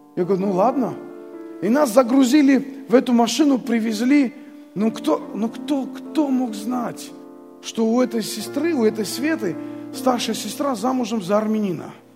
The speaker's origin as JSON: {"language": "Russian", "country": "Armenia", "also_born_or_lived": "Abakan, Russia", "moved": "as an adult", "said": "мы с женой приехали из Армении, хотя и голодная была у нас Армения – тогда"}